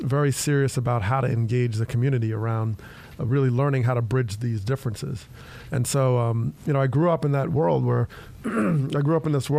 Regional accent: Teaneck, New Jersey, United States; I grew up in Teaneck, New Jersey, and it's about 6 miles right outside of New York.

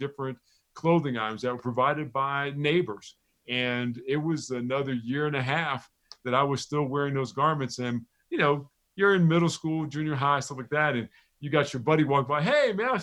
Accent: Neptune, New Jersey, United States; I told her I was from Neptune

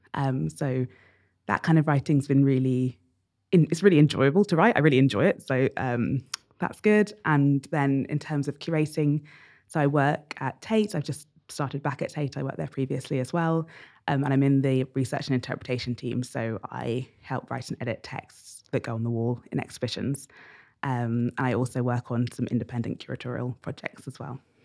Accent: Bedford, East of England, United Kingdom; So I grew up in Bedford, which is a town about an hour north of London

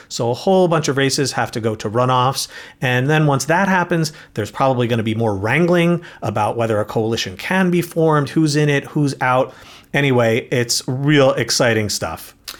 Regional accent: New York, United States; born or raised there

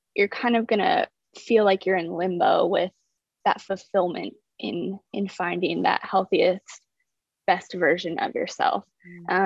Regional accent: South Dakota, United States; moved away; I'm originally from South Dakota.

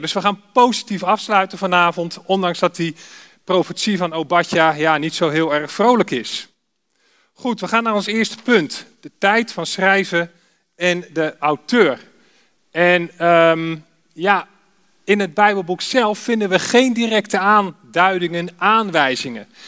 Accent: Alphen aan den Rijn, South Holland, Netherlands; ik kom uit Alphen aan de Rijn

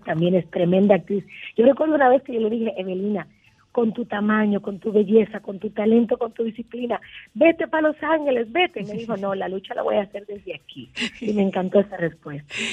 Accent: Dominican Republic; Yo como dominicana

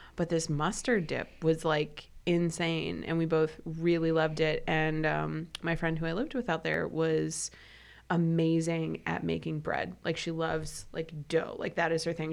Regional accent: Midwest, United States; I'm from the Midwest

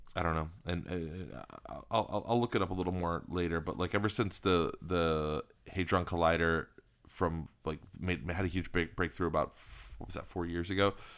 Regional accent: United States; Being an American

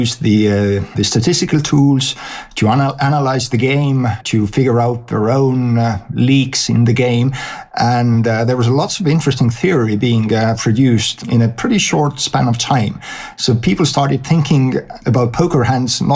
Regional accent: Estonia; I was born in Estonia in 1971. Back then it was Soviet Union. And from the school days, I was a math nerd.

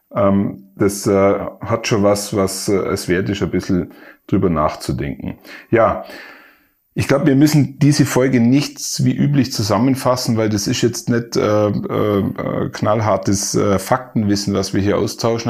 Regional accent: Allgäu, Bavaria, Germany; ich bin ein Allgäuer, dazu steh ich.

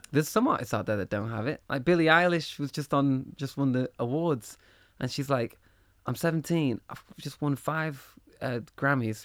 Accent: Manchester, North West England, United Kingdom; moved away as an adult; also born or lived in Liverpool; I grew up in Manchester

